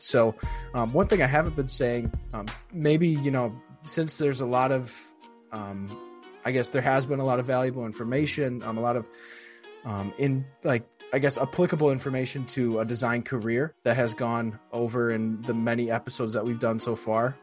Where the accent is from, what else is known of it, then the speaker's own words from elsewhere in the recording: Wisconsin, United States; I'm from Wisconsin